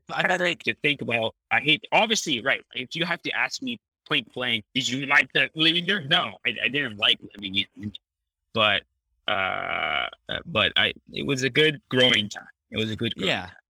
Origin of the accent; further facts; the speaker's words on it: Canada; moved away as an adult; all these American brands that I've never eaten growing up in Canada.